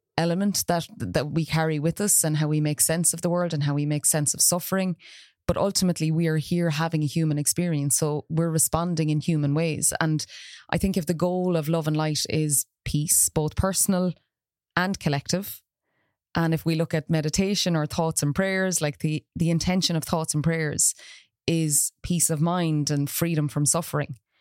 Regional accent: Ireland; now in Galway, Ireland; as Irish people

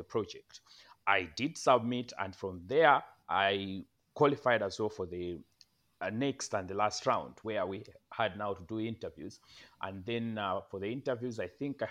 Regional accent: Malawi; moved away; I'm not just in my home country, but also I am in my home district

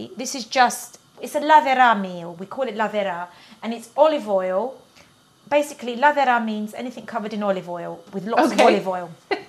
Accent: England, United Kingdom; I'm English. I was born here.

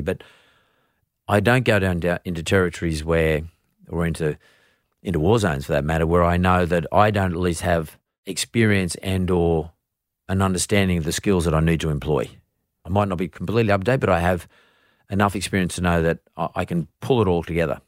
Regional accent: Australia; As an Australian

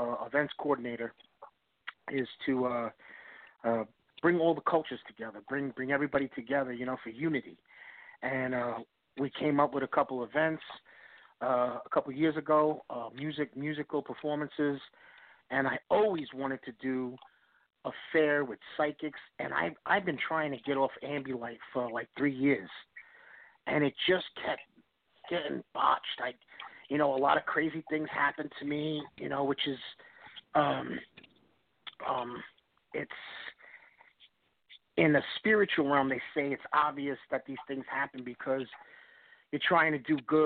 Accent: East Coast, United States; I'm from the East Coast, tri-state area, New York, New Jersey, Connecticut

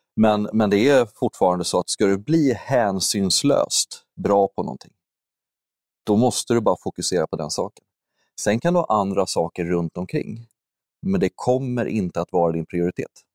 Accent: Huddinge, Stockholm County, Sweden; also born or lived in Täby; jag är ursprungligen uppvuxen i Stockholm, eller strax söder om Stockholm, Huddinge, söderorten.

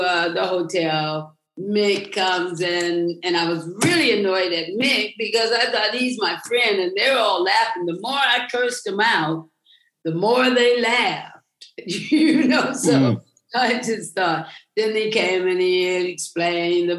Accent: United States; moved away as an adult; also born or lived in England / East Texas; now in Spain; I lived in America from up until the time I was 18

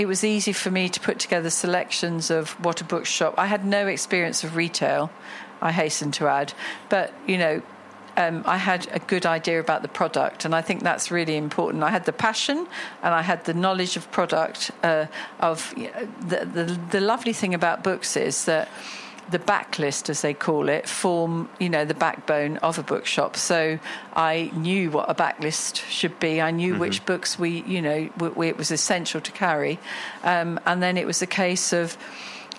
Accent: Cambridge, East of England, United Kingdom; moved away as an adult; now in Dubai, United Arab Emirates; I grew up in Cambridge in the United Kingdom, and very fortunate, had a wonderful childhood

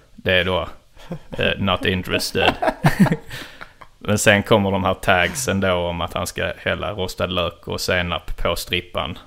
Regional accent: Trelleborg, Skåne, Sweden; moved away; när jag är hemma i Trelleborg och sitter och tar ett glas vin med min mamma

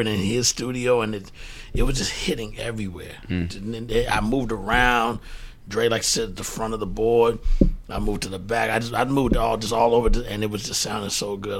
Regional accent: Prairie View, Texas, United States; moved away as an adult; also born or lived in Fifth Ward, Houston; now in New York, United States; I was born in Fifth Ward and, mm-hmm. and raised there as a child, but then I moved to Prairie View, which is about 45 minutes outside of Houston

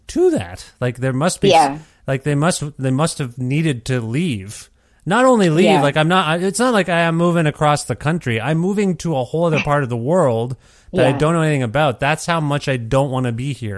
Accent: Canada; I was born in Canada

